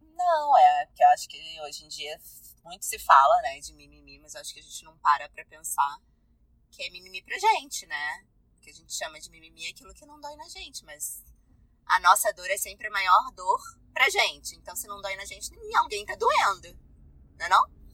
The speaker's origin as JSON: {"language": "Portuguese", "region": "Rio de Janeiro", "country": "Brazil", "said": "sou carioca"}